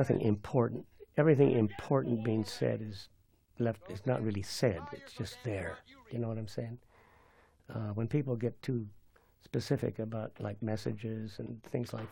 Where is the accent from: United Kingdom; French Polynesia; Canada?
French Polynesia; I was born in Tahiti